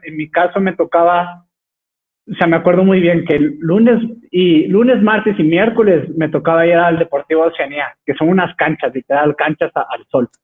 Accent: Texcoco, State of Mexico, Mexico; soy originario de Texcoco

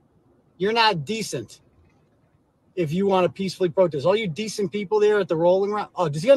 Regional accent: Holden, Massachusetts, United States; I'm not from California, Jim. I'm from Massachusetts. A little town called Holden, right outside of Worcester.

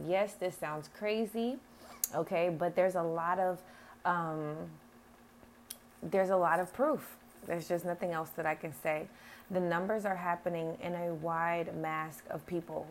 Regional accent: United States; I am American

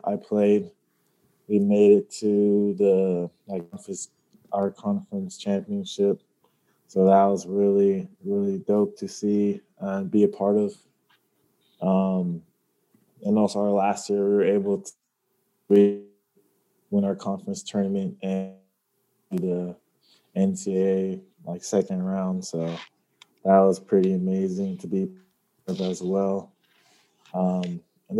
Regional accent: Sacramento, California, United States; been on like 5-6 clubs growing up, on like the Sacramento area where I was born

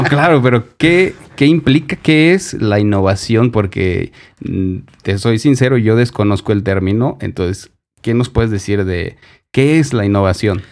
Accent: Durango, Mexico; also born or lived in Mexico City; soy nacido en la Ciudad de México, pero tengo toda mi vida en Durango

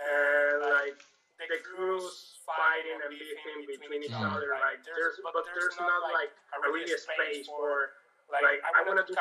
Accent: Venezuela; now in Argentina; I'm from Venezuela. I'm currently living in Argentina for like 15 years now

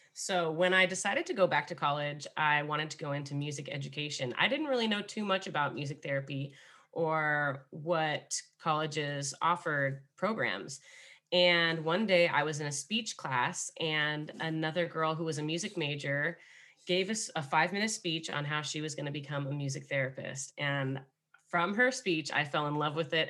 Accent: Los Angeles, California, United States; also born or lived in Highland Park / Altadena; I am from Los Angeles, born and raised

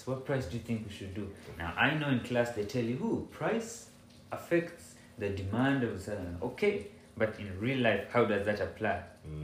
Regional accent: Ghana; I, as a Ghanaian

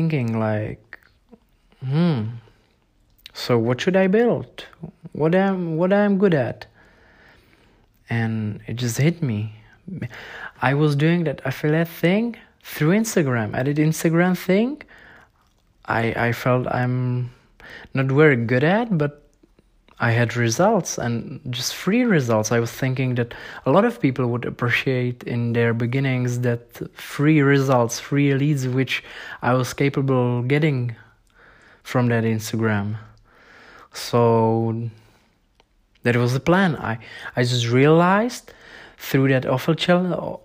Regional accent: Czechia; English is a second language; I was a beginner from Czech Republic

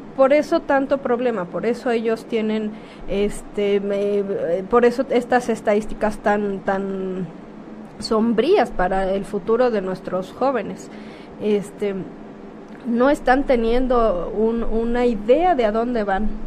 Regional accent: Guerrero, Mexico; moved away as an adult; also born or lived in Mexico City; nacida en Guerrero

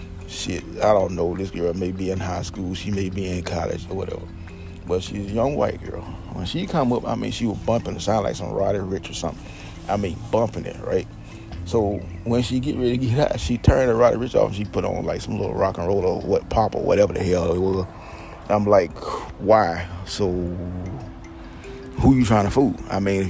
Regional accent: Georgia, United States; also born or lived in Homestead, Florida; Back here in Georgia. I'm from Georgia anyway.

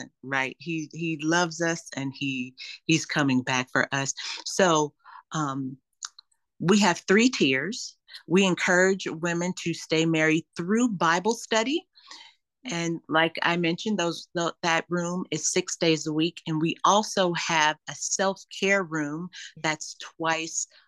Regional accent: Los Angeles, California, United States; also born or lived in Louisiana; When I grew up in Los Angeles

